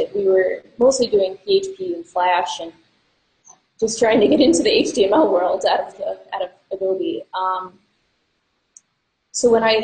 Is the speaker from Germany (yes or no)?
no; East Coast, United States; now in Minneapolis, United States; I mostly grew up on the East Coast, so I'm not originally from Minnesota